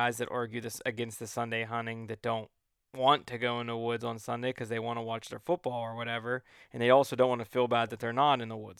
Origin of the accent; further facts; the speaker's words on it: Ohio, United States; But I grew up in Ohio, but I grew up hunting Ohio from the time that I was just a young boy.